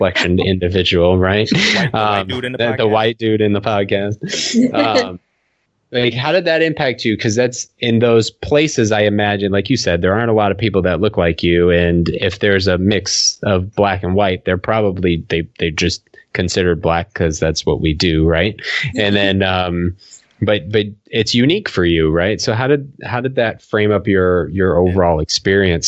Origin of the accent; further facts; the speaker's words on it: New Hampshire, United States; moved away; what I grew up in New Hampshire